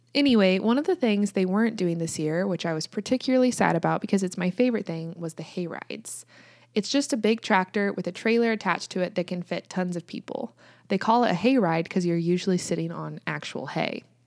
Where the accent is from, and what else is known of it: United States; also born or lived in Kansas